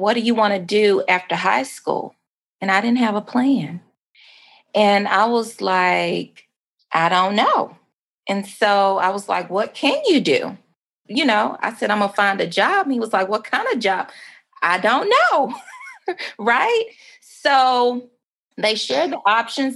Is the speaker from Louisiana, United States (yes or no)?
yes; Mansfield, Louisiana, United States; moved away as an adult; also born or lived in Dallas, Texas; now in Arkansas, United States; I am originally born and raised in Mansfield, Louisiana.